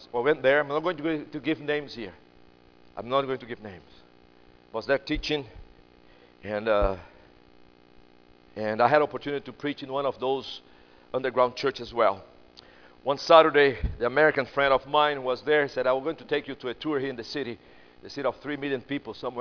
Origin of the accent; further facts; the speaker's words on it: Brazil; English is a second language; now in United States; I'm from Brazil, but I live in America right now